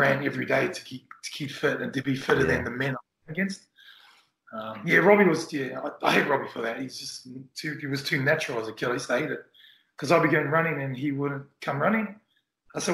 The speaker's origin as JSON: {"language": "English", "region": "Auckland", "country": "New Zealand", "tie": "born or raised there", "said": "as a young Kiwi growing up in Auckland"}